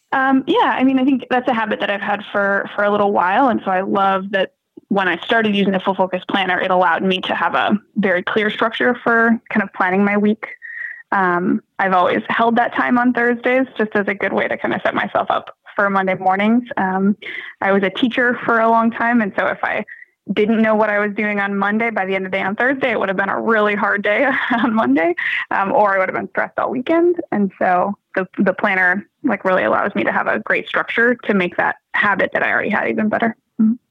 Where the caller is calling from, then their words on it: Malden, Massachusetts, United States; I'm calling from Malden, Massachusetts, just north of Boston.